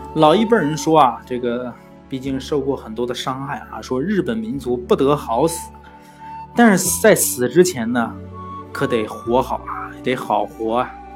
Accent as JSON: {"language": "Chinese", "country": "China", "said": "我们中国人"}